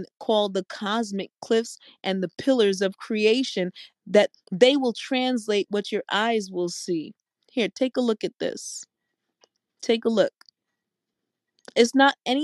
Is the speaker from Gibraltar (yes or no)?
no; New York City, New York, United States; I'm from New York City